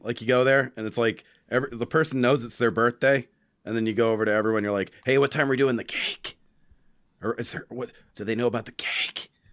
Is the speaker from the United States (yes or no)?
yes; New Hampshire, United States; I'm from New Hampshire